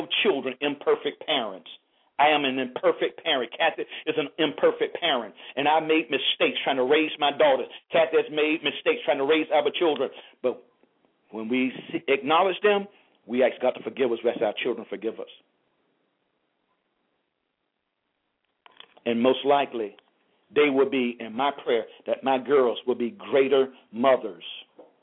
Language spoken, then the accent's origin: English; United States; I'm proud to be an African American.